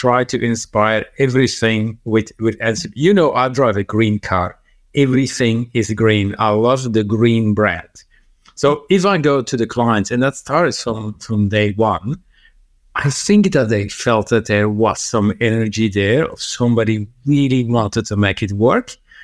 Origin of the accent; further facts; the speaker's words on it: Antwerp, Flanders, Belgium; moved away as an adult; now in Australia; I was born in Antwerp